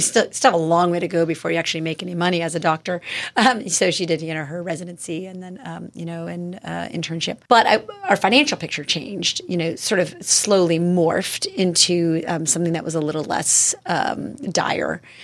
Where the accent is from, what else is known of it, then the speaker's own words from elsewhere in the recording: Tucson, Arizona, United States; also born or lived in Mission Viejo, California; I was born in Mission Viejo, but I grew up in Tucson, Arizona